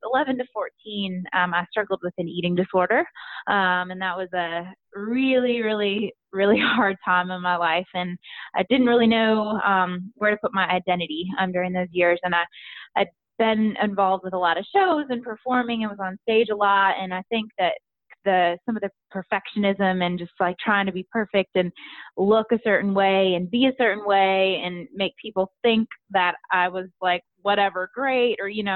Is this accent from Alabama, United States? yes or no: no; Virginia, United States; moved away as an adult; now in Nashville, United States; I'm from Virginia